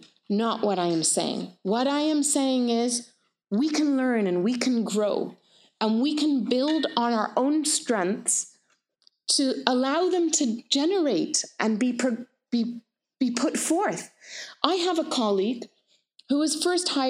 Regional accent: Canada; also born or lived in United Kingdom / Palestine; I'm British, a lovely anti-colonial mother. I'm Canadian, so settler Canadian. And I am Middle Eastern. I am Palestinian.

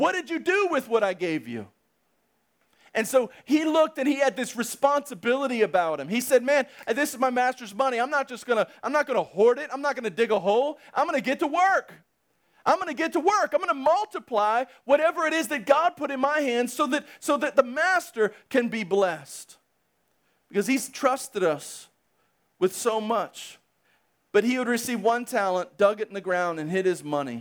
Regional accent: United States; I'm simply an American that has a regular job

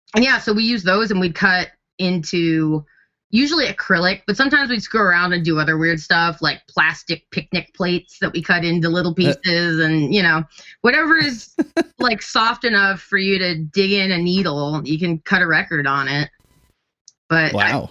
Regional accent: Kenosha, Wisconsin, United States; now in Nashville, United States; Kenosha. I'm from Kenosha.

